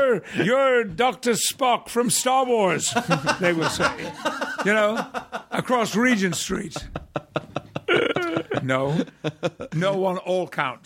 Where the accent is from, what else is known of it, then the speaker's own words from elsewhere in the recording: Yorkshire and the Humber, United Kingdom; When people ask me where I come from in England, I'm a Yorkshireman.